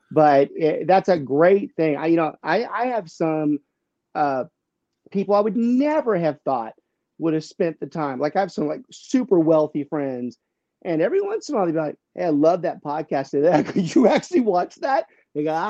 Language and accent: English; Louisiana, United States; I don't carry the accent like my dear cousins, but I don't even tell people that I'm from Lafayette because I'm from south of Lafayette.